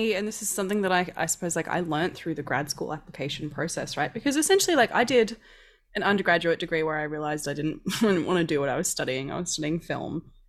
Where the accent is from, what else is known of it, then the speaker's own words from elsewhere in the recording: Queensland, Australia; I grew up in Queensland that's, like, basically a second New Zealand.